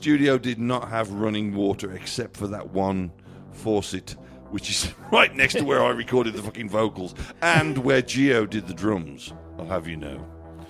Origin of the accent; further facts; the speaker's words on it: Canada; We're Canadian, so we'll just start early.